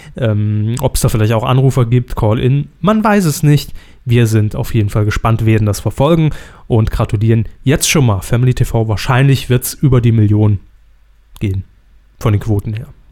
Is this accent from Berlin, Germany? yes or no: no; Saarland, Germany; meine Heimat